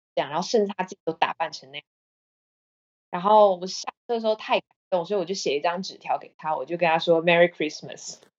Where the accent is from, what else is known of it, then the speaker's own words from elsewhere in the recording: Taiwan; moved away as an adult; also born or lived in Australia / Vietnam; now in Czech Republic; 我是台湾来的